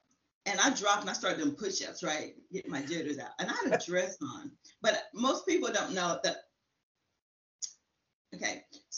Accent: Round Rock, Texas, United States; I'm from Round Rock, Texas. Actually, it's Round Rock, Texas. It is a suburb of Austin.

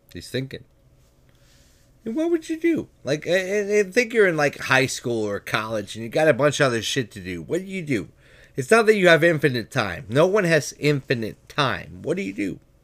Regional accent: United States; I'm an American

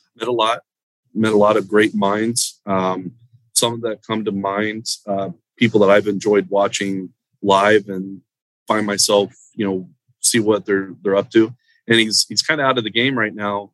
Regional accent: Central Florida, United States; moved away as an adult; now in South Florida, United States; I grew up in Central Florida, and that was always home for me.

